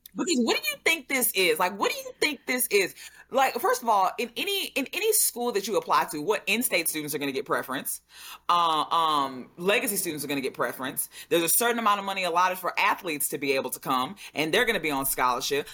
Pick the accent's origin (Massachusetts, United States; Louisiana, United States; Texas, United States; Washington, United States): Louisiana, United States; I'm born and raised in Louisiana